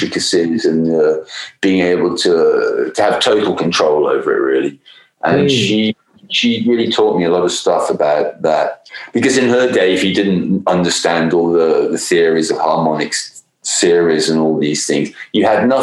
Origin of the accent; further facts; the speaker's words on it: Coventry, West Midlands, United Kingdom; moved away; which is where we were making the album and where I'm from as well originally